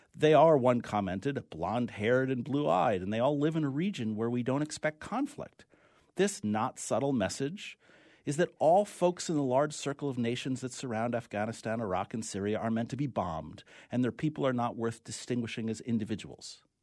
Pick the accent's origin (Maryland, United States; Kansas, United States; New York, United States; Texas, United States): New York, United States; accent: New York; my New York accent